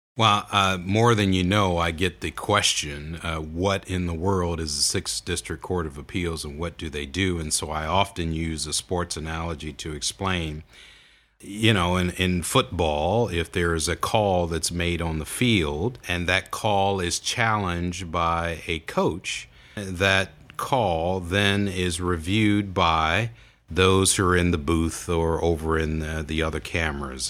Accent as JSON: {"language": "English", "town": "Toledo", "region": "Ohio", "country": "United States", "tie": "born or raised there", "said": "I was born and raised in Toledo"}